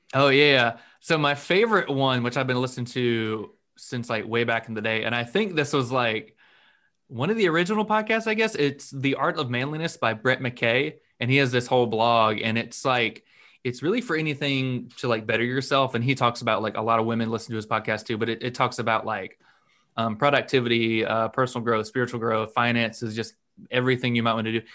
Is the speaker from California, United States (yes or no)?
no; North Florida, United States; I've lived in um, North Florida my whole life